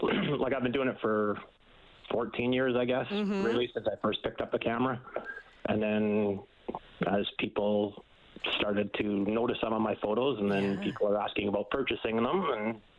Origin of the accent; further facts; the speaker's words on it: Edmonton, Alberta, Canada; could be simply because I'm from Edmonton